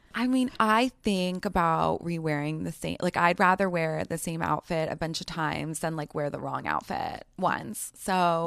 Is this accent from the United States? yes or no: yes; New York City, New York, United States; I grew up in New York City.